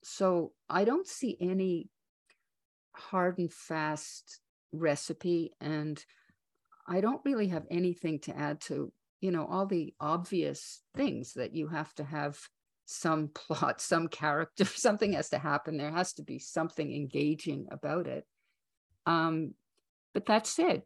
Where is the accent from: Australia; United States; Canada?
Canada; as a Canadian